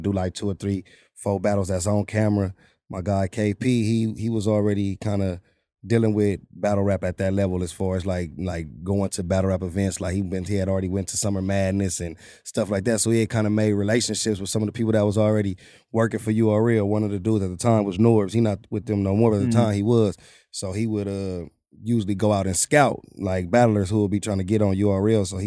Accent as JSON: {"language": "English", "town": "Compton", "region": "California", "country": "United States", "tie": "born or raised there", "lives_now": "Santa Fe Springs, United States", "said": "I'm originally from Compton"}